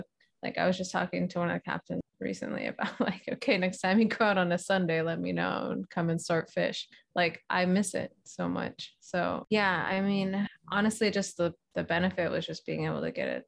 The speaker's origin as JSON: {"language": "English", "area": "San Francisco area", "region": "California", "country": "United States", "also_born_or_lived": "Hawaii", "said": "I'm moving back home to the West Coast in San Francisco area"}